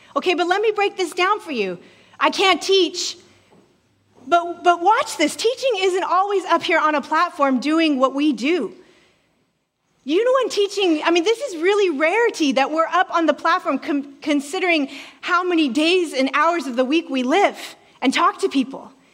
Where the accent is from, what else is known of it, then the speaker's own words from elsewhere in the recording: Alaska, United States; moved away; I'm originally from Alaska